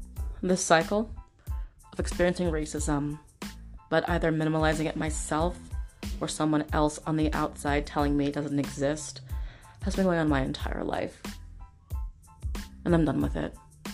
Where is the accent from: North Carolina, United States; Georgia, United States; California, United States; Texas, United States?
California, United States; San Diego; I'm from San Diego.